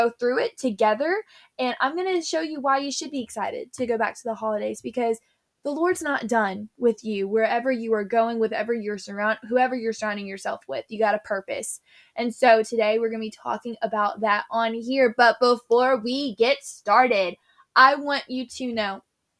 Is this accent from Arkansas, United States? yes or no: no; Tennessee, United States; I'm from Tennessee